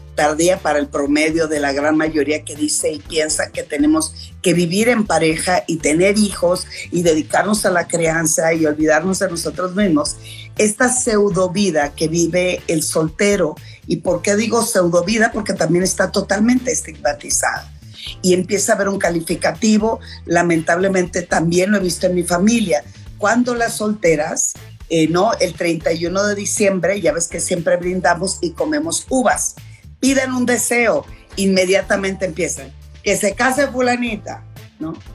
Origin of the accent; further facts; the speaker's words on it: Culiacán, Sinaloa, Mexico; moved away; allá en Culiacán, en mi tierra, con mi familia